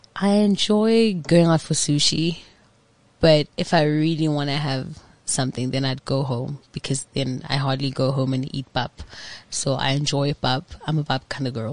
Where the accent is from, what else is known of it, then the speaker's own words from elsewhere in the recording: Johannesburg, Gauteng, South Africa; I grew up in Orlando